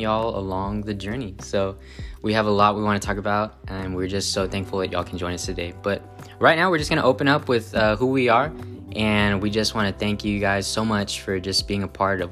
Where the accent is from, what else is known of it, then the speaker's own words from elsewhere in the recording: Corpus Christi, Texas, United States; moved away as an adult; now in San Antonio, United States; I'm born and raised in Corpus